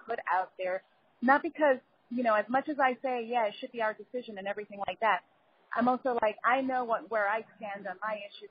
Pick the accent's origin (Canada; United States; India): United States; New York City, New York; moved away as an adult; now in Los Angeles, United States; I grew up in the Bronx and I moved to LA like about two years ago